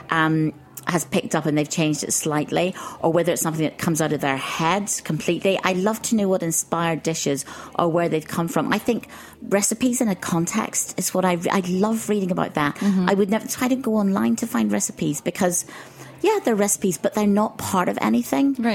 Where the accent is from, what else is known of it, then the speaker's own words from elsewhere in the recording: Ireland; I grew up in Ireland, so there was mm-hmm. nothing exotic, but reading things like the Arabian Nights.